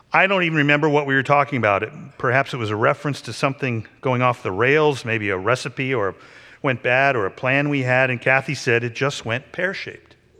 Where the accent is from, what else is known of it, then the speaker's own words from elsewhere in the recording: Pittsburgh, Pennsylvania, United States; now in Philadelphia, United States; When I was growing up in Pittsburgh